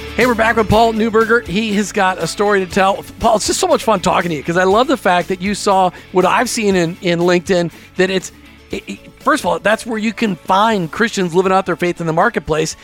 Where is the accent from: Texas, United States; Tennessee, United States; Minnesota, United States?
Minnesota, United States; I grew up in Minnesota